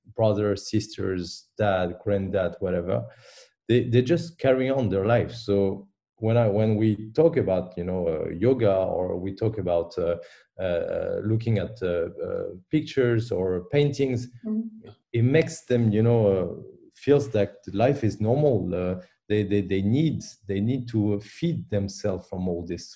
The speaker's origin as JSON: {"language": "English", "town": "Paris", "region": "Île-de-France", "country": "France", "tie": "born or raised there", "second_language": "English", "moved": "yes", "lives_now": "Brussels, Belgium", "said": "I was born in Paris"}